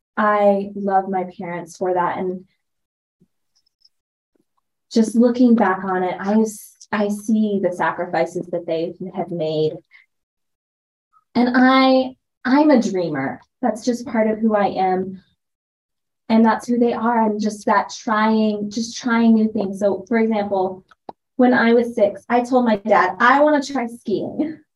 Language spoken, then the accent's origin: English; Gooding, Idaho, United States; And really, I grew up in Gooding, Idaho. So when it's such a small town, even by Idaho standards, my parents made that sacrifice for me and for my brother to have that access.